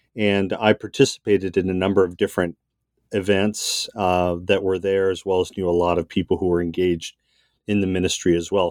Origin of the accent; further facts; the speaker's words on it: Southern California, United States; also born or lived in Massachusetts; from Massachusetts, soon moved to Southern California. So I grew up in a suburban white enclave